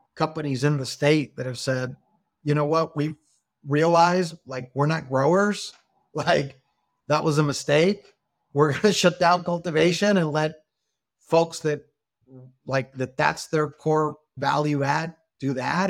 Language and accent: English; Hermosillo, Sonora, Mexico; moved away as an adult; Grew up with me in Hermosillo since we're kindergarten.